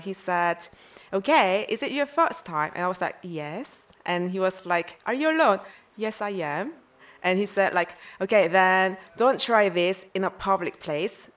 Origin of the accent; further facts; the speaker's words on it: South Korea; English is a second language; moved away as an adult; also born or lived in Vancouver; I'm from South Korea.